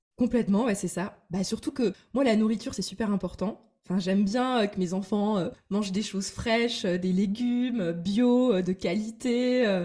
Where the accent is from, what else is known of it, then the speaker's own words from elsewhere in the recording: Metz, Grand Est, France; now in Paris, France; un immeuble de rapport à Metz, donc ma ville natale